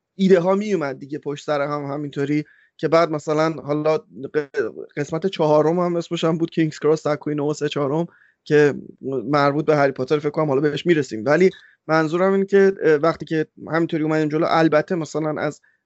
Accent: Iran; moved away; ما آخر ایرانیم

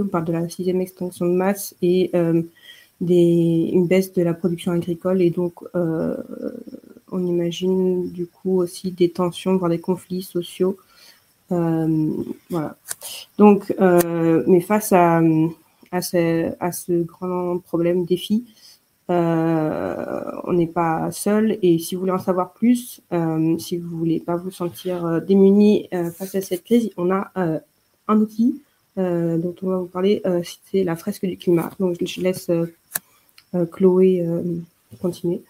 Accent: Paris, Île-de-France, France; moved away as an adult; now in Munich, Germany; je suis de Paris et je suis arrivée à Munich il y a un an et demi

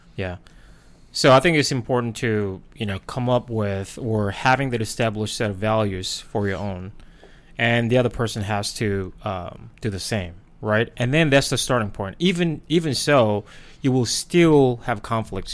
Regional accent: South Korea; English is a second language; moved away as an adult; now in United States; I was born and raised in Korea.

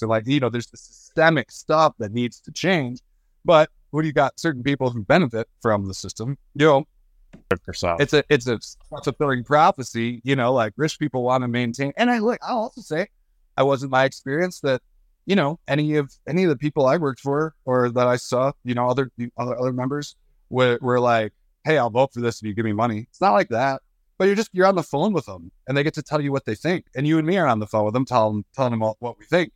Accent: Michigan, United States; I come from Michigan

